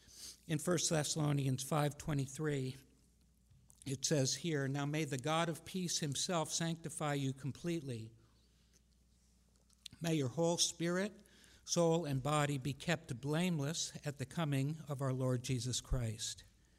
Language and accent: English; Japan; I never really liked being pointed at all the time when I was growing up in Japan and them saying, "Oh, gaijin da, you're never going to be one of us, you're one of them."